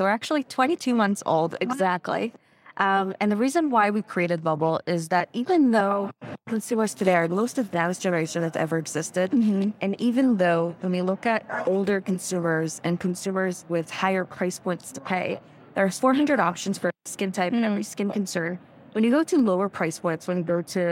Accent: Israel; So I was actually born and raised in Israel

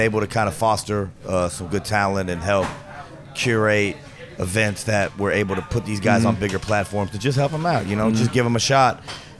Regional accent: Anderson, Indiana, United States; moved away as an adult; now in Chicago, United States; I'm originally from Anderson, Indiana

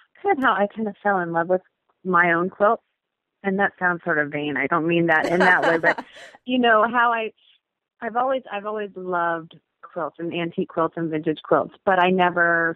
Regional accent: Cincinnati, Ohio, United States; I am from Cincinnati, Ohio

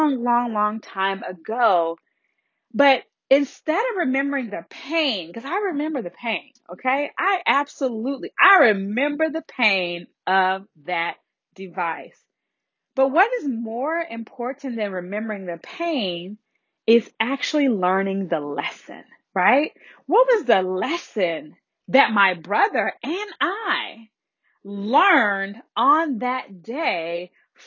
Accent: the Deep South, United States; I was raised in the South, in the deep, deep South

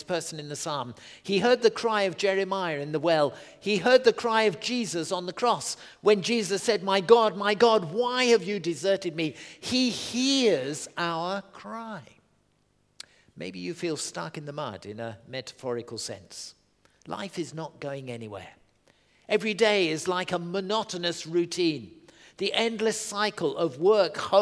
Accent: Southend-on-Sea, East of England, United Kingdom; I grew up in Southend-on-Sea, the estuary of the Thames

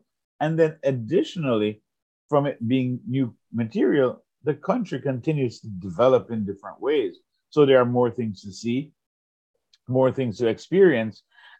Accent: Jamaica; now in United States; It was, I grew up in Jamaica, I had left Jamaica, I was living in the United States, and I wanted to show my love and my passion for the place of my birth.

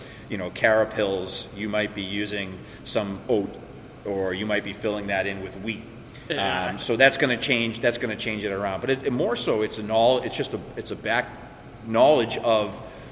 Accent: Dracut, Massachusetts, United States; I grew up in Dracut

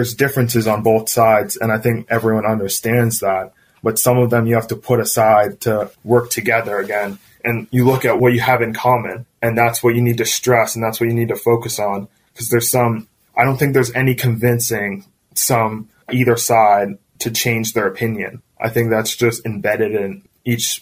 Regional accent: United States; we're all American. We're all sharing this country.

